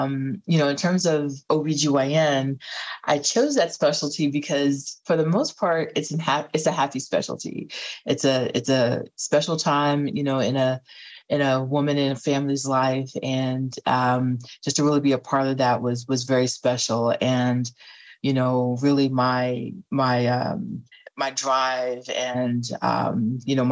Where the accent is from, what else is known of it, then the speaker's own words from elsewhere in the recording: North Carolina, United States; now in Washington, D.C., United States; I am originally from North Carolina, but I currently live in the DC area.